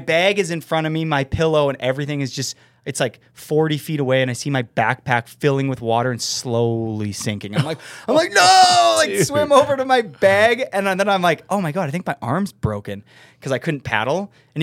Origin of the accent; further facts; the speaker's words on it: Winnipeg, Manitoba, Canada; I'm from Winnipeg